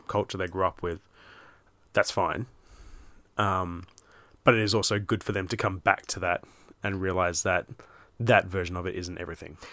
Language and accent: English; Australia; I was raised in Australia that is an English colony